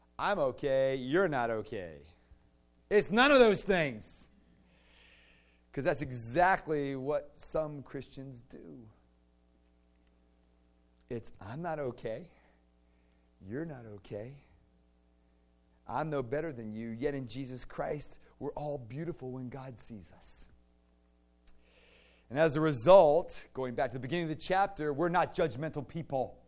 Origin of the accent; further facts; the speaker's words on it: Virginia, United States; I grew up in the Diocese of Delightful. Because in Virginia, you know, you'd go to diocesan convention